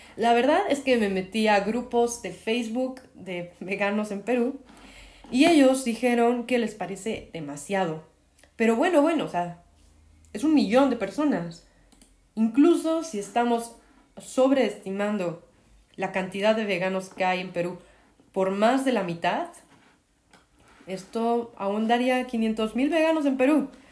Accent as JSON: {"language": "Spanish", "country": "Mexico", "said": "como mexicana"}